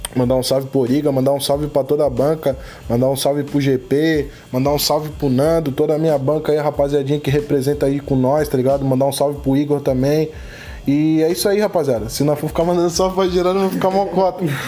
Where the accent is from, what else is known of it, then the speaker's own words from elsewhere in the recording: Florianópolis, Santa Catarina, Brazil; eu mudei pra Chico Mendes com dois anos e minha vivência toda de quebrada foi ali, tá ligado? Eu posso falar que eu cresci numas épocas, numa das épocas mais sinistras